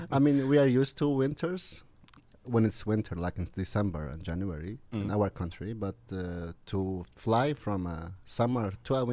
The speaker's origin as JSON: {"language": "English", "region": "Kurdistan Region", "country": "Iraq"}